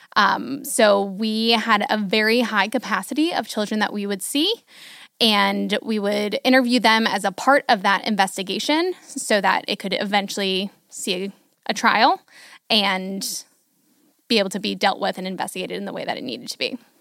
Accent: Hudson, United States; moved away as an adult; also born or lived in Houston; we moved back from Houston to Hudson

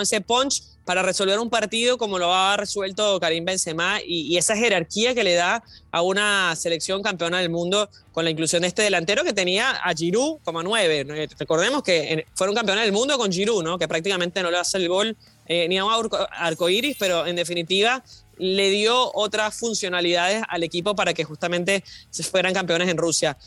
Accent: Venezuela; Yo como venezolana

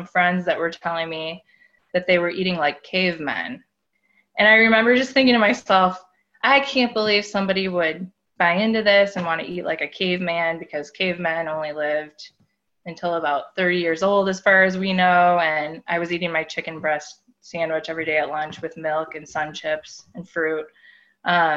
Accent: Midwest, United States; I grew up in the Midwest in a small town

